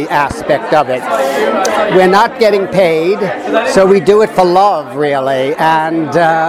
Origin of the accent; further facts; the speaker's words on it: Huntington Beach, California, United States; I'm from Huntington Beach, California.